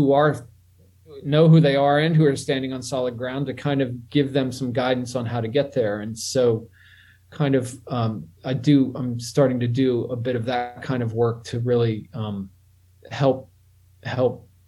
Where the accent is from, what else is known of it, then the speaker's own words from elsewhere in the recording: Pittsburgh, Pennsylvania, United States; moved away; also born or lived in New Orleans / Tokyo; I grew up my early years in Pittsburgh, and then I went to New Orleans and Tokyo